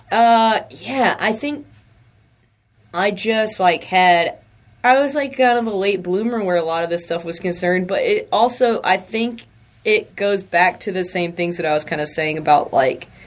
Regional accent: the South, United States; I mean, we're from the South.

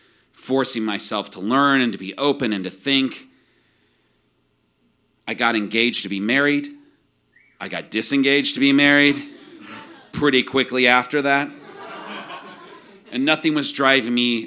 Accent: central Illinois, United States; I grew up in the Midwest, too, in central Illinois

